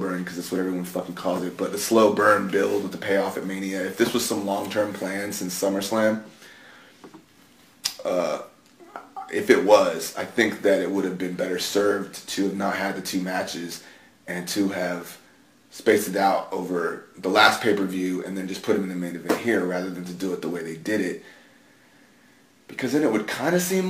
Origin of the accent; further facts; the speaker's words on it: San Antonio, Texas, United States; I grew up in San Antonio